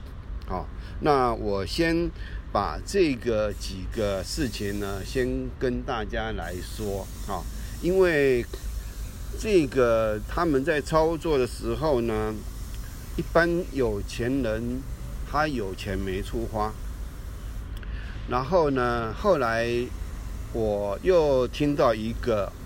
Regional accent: Taiwan; also born or lived in Wanhua, Taipei; 我们台湾人

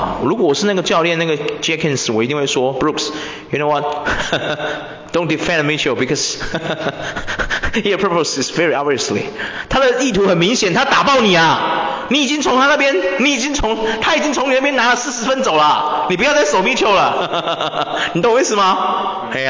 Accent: Taiwan; 我觉得怎么样？我们台湾人是没有那个体能，是不是？

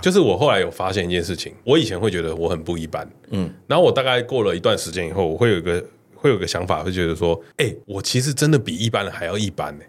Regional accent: Taiwan; 因为我们两个都算是台湾人

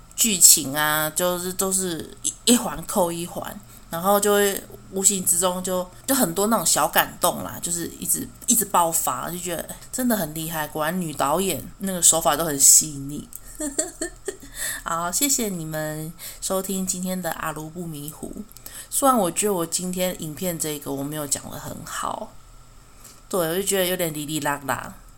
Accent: Taiwan; 身为台湾人

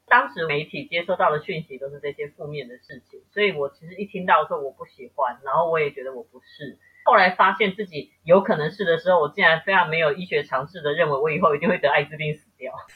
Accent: Taipei, Taiwan; 我是台北人

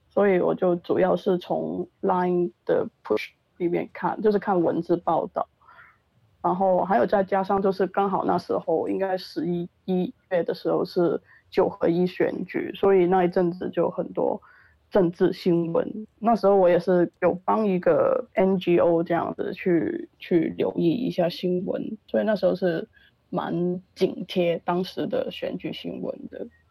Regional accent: Hong Kong; moved away as an adult; also born or lived in Taiwan; 我是一个香港来到了台湾

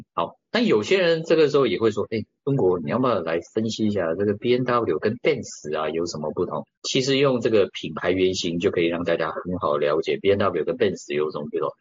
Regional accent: Taiwan; 甚至我们都台湾人

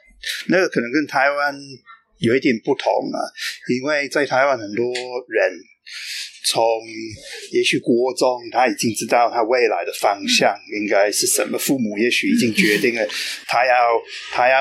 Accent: United Kingdom; Chinese is a second language; moved away as an adult; now in Tainan, Taiwan; 我是出生在英国，但是差不多啊二十九年前来台湾。啊，我从那个时候起就一直住在台南。

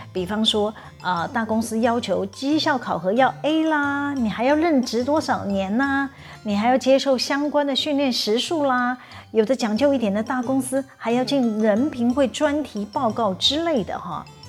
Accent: Taiwan; 我们台湾人还真有创意呢

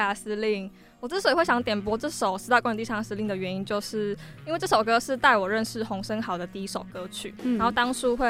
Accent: Kaohsiung, Taiwan; 身为高雄人的我，对当时十六岁的我来说，这首歌就是我的台北之歌，分享给大家。

